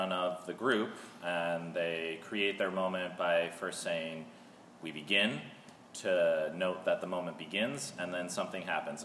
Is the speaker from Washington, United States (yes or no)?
yes; Seattle, Washington, United States; moved away as an adult; now in Melbourne, United States; I'm also originally from Seattle, and I moved here with Corrine a couple years ago